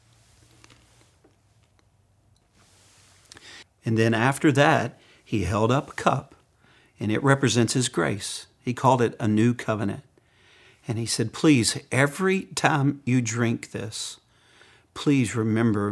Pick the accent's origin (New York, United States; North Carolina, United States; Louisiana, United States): Louisiana, United States; now in Arkansas, United States; I'm from Louisiana, and I'm a Cajun.